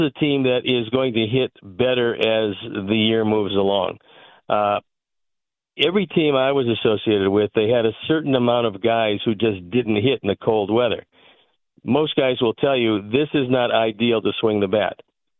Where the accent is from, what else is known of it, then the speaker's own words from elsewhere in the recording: Cleveland, Ohio, United States; But that's because I was born and raised in Cleveland. There's a lot of guys also born and raised in the Midwest that have that same upbringing.